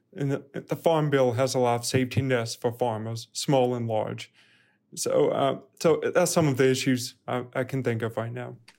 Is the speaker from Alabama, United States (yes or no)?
yes; Birmingham, Alabama, United States; moved away as an adult; also born or lived in Louisiana / Fayetteville, Arkansas; now in Arkansas, United States; I'm originally from Birmingham, Alabama. I did not grow up on a farm